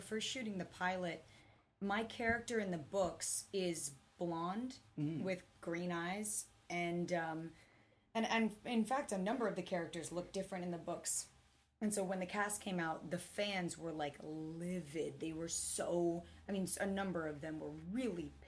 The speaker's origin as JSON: {"language": "English", "region": "West Coast", "country": "United States", "said": "I'm from the West Coast"}